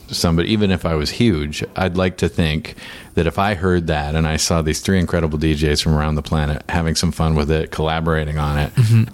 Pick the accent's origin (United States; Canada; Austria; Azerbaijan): Canada; Victoria, British Columbia; I'm from Victoria